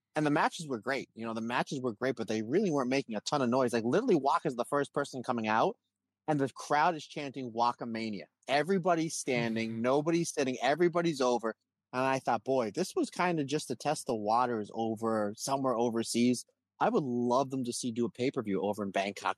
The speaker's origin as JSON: {"language": "English", "country": "United States", "said": "I'm from America"}